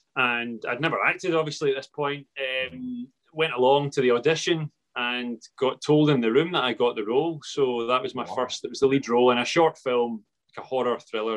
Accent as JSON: {"language": "English", "town": "Paisley", "region": "Scotland", "country": "United Kingdom", "said": "I'm from Paisley"}